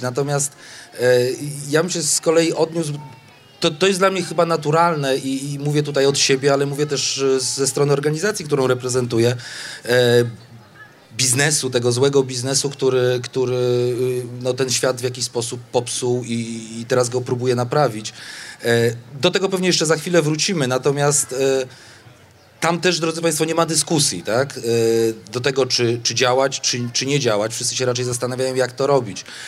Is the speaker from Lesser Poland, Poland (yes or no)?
yes; Kraków, Lesser Poland, Poland; Jestem stąd, żyję tu 40 lat